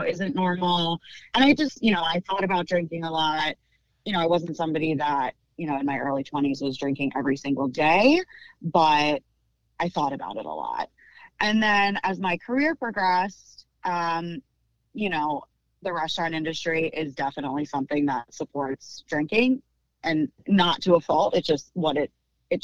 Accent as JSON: {"language": "English", "region": "Pennsylvania", "country": "United States", "tie": "born or raised there", "also_born_or_lived": "suburbs of Philadelphia / Conshohocken", "said": "I am born and raised in Pennsylvania. I've lived in the suburbs of Philadelphia most of my life"}